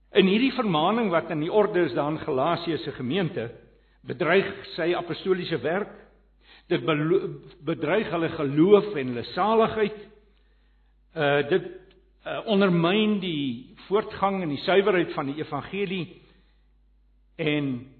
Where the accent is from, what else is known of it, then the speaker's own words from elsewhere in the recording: Johannesburg, Gauteng, South Africa; ek kom van Johannesburg af.